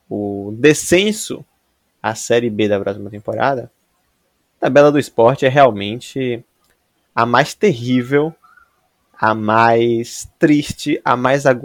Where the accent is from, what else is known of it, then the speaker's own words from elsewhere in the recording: Northeast Region, Brazil; Enquanto nordestino